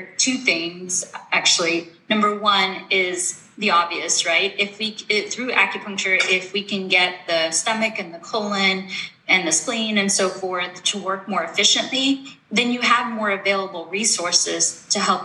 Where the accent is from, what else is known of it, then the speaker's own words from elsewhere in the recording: East Coast, United States; moved away as an adult; I'm originally from the East Coast, came back home.